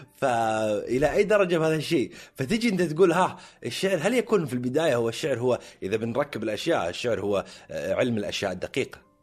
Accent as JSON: {"language": "Arabic", "town": "Jubail", "region": "Eastern Province", "country": "Saudi Arabia", "tie": "born or raised there", "said": "انا من ابناء الجبيل الصناعيه"}